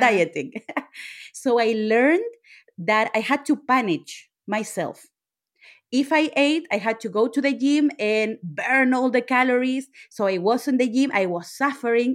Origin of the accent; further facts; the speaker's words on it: Chile; I'm Latina. I'm from Chile.